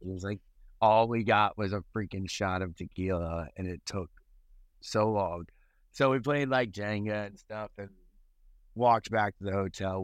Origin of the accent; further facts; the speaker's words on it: Delaware, United States; now in Charleston, United States; I'm from Delaware, which is a flat state